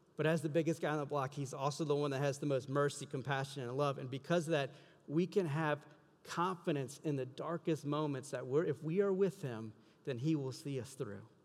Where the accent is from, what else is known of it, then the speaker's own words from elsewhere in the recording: South Louisiana, United States; now in Iowa, United States; I'm from South Louisiana. We get hurricanes all the time